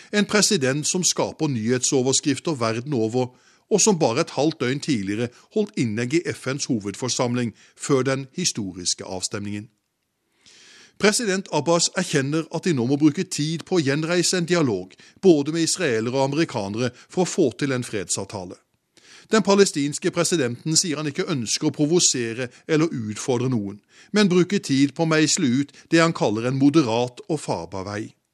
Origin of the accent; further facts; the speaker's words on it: Norway; moved away as an adult; now in United States; Som norsk korrespondent her i USA